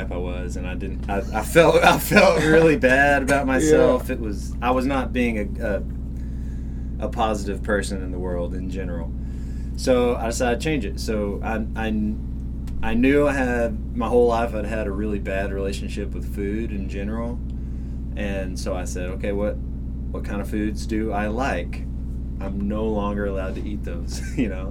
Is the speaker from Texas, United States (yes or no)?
yes; West Texas, United States; moved away; growing up where I grew up in West Texas